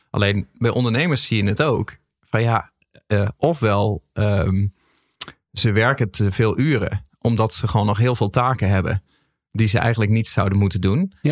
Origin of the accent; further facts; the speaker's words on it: Groningen, Netherlands; ben een Groninger.